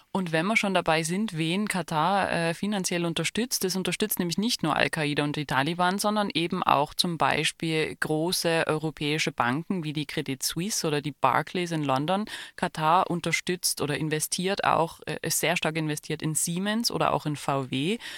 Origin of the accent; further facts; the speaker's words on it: Germany; als Deutsche